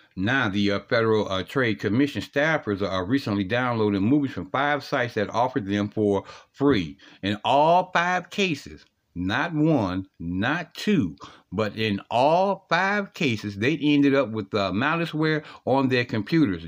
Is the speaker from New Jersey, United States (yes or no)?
no; Ohio, United States; Ohio, uh, my home state